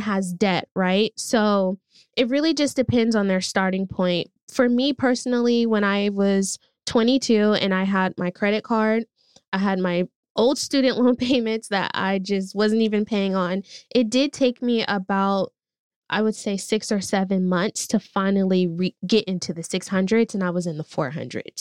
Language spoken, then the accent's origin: English; Oakland, California, United States; I grew up in East Oakland